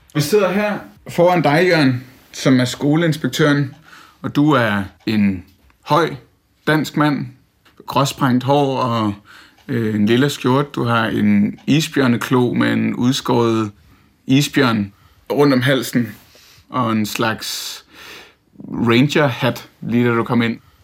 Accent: Tasiilaq, Greenland; now in Denmark; hele min barndom er jeg boet her. Nå. Vokset op her.

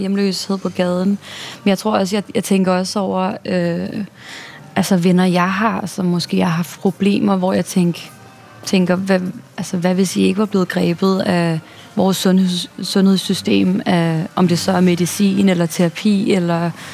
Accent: Denmark; moved away as an adult; now in New York, United States; der hvor jeg kommer fra, mm. i vores lille, glade The Shire hobbit-samfund

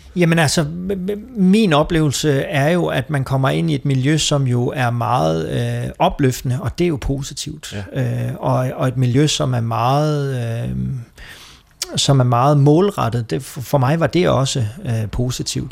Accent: Copenhagen, Capital Region of Denmark, Denmark; moved away as an adult; now in Esbjerg, Denmark; Kommer fra København.

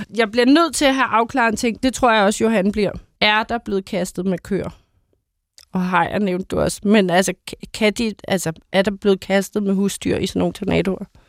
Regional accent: Bornholm, Capital Region of Denmark, Denmark; nu kommer jeg jo fra Bornholm.

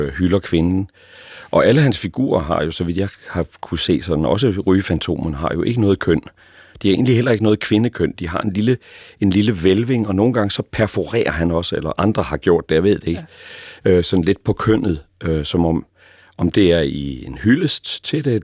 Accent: East Jutland, Central Denmark Region, Denmark; Og nu er jeg jo selv østjyde

